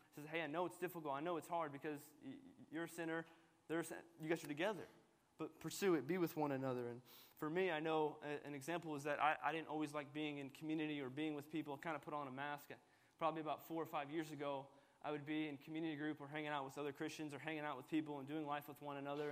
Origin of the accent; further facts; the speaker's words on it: United States; i was born in America, so I'm Palestinian American